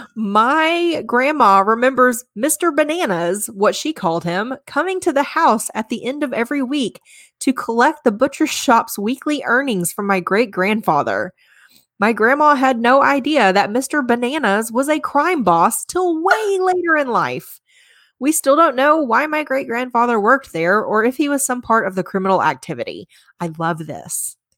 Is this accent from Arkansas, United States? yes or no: yes; Arkansas, United States; growing up in Arkansas, clo-, so close to Hot Springs